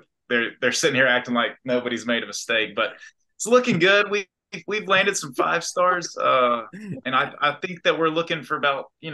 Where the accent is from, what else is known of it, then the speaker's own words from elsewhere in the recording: Decatur, Alabama, United States; I'm originally from Decatur, Alabama, northern part of the state. Grew up there